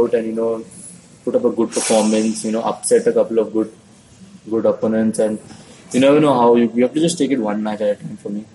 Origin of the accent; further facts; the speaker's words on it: Mumbai, Maharashtra, India; I'm from Bombay.